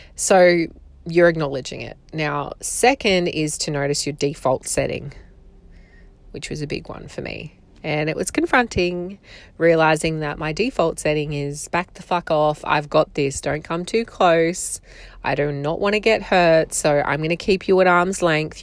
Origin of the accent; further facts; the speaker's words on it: Australia; accent: strong Australian; I live in Australia. You can probably hear from my accent. It is apparently very strong.